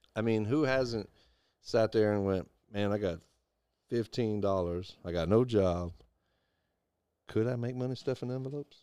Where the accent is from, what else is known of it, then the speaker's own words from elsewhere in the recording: Deep South, United States; I traveled all over the United States, and I, I grew up in the Deep South